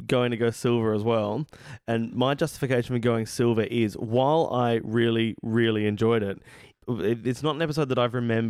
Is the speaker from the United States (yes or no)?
no; Australia; as an Australian